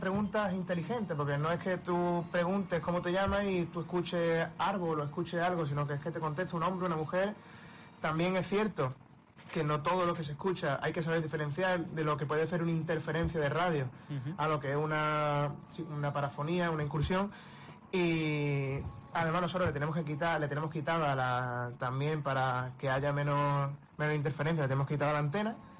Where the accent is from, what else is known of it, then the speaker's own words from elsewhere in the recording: Málaga, Andalusia, Spain; como grupo que somos de aquí de Málaga